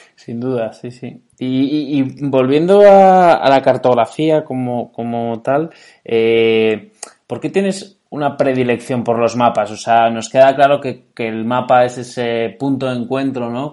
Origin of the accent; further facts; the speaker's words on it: Navarre, Spain; Yo soy navarro